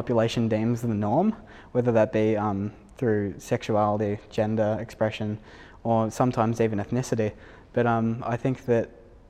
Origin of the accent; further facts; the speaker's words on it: Sydney, New South Wales, Australia; I come from Western Sydney